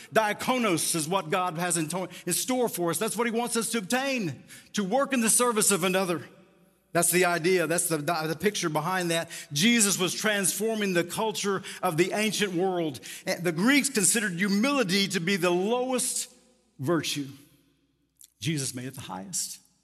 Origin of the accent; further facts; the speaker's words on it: Tucumcari, Quay County, New Mexico, United States; As a kid growing up in First Baptist Church, Tucum County, New Mexico